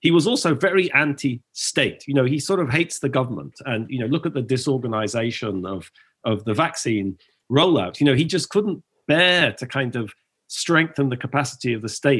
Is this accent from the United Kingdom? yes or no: yes; England, United Kingdom; moved away; as a foreigner, as an Englishman